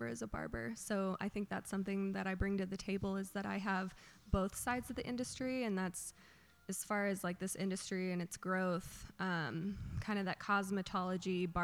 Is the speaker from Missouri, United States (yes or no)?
yes; Lee's Summit, Missouri, United States; also born or lived in Kansas City, Missouri; I grew up in Lee's Summit, Missouri for a majority of my life. Went to high school there.